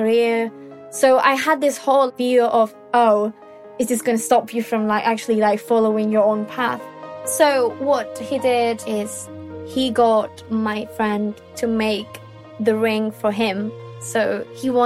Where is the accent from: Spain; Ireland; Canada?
Spain; I am 24. I am from Spain